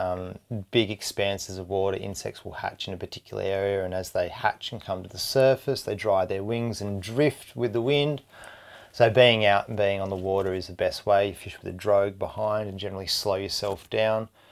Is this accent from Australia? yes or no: yes; Hobart, Tasmania, Australia; moved away as an adult; also born or lived in Indonesia / Airlie Beach / Italy; now in New South Wales, Australia; born and bred in Tasmania